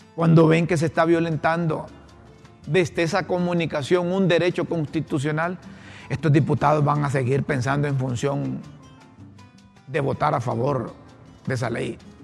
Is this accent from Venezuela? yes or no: no; Honduras; como periodistas, como ciudadanos hondureños.